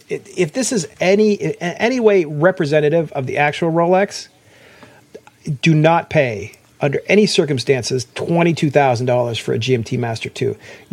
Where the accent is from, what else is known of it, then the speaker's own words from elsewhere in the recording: Columbus, Ohio, United States; from Columbus, but like I wouldn't go back there if you paid me.